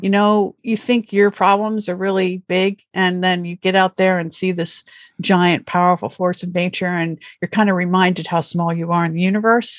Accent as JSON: {"language": "English", "region": "Pennsylvania", "country": "United States", "tie": "born or raised there", "said": "I grew up in Pennsylvania, which is a state in the Northeast United States."}